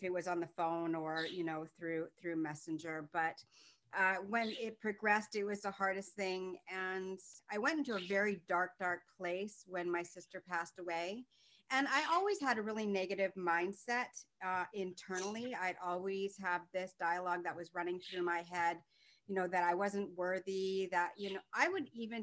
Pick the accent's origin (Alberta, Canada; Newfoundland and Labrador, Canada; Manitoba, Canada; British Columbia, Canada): British Columbia, Canada; Vancouver; now in Markham, Canada; I am originally from Vancouver, born and raised, and now I'm living in Southern Ontario in a city called Markham.